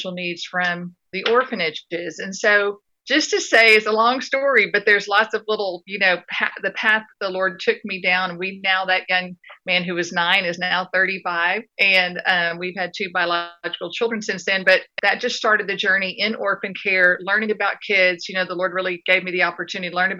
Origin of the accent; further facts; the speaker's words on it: West Texas, United States; also born or lived in Dallas, Texas; I grew up being in West Texas and being in a fairly poor community